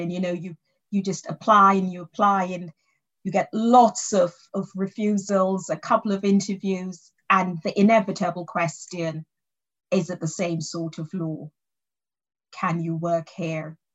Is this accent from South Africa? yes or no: no; England, United Kingdom; born there; I was born in in England.